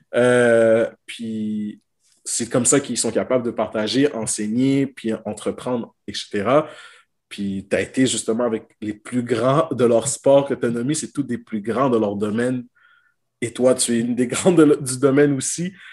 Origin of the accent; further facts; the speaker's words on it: Quebec, Canada; chez nous au Québec